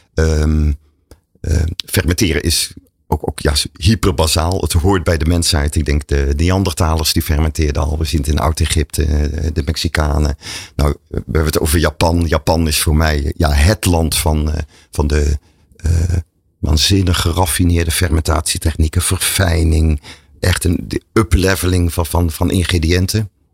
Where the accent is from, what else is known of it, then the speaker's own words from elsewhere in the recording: Breda, North Brabant, Netherlands; ik ben opgegroeid in Breda, dus ik zeg dan, uh, ons moeder